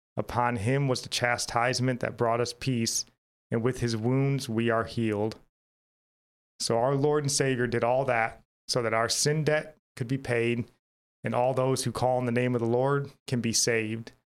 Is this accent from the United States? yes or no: yes; United States; as an American